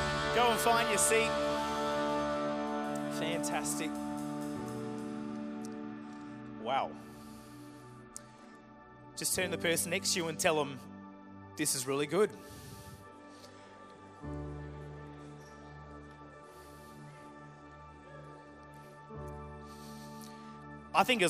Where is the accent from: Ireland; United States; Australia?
Australia; Murray Bridge, South Australia; also born or lived in Adelaide; Grew up actually in a country town called Murray Bridge, which is about an hour and a half out of Adelaide.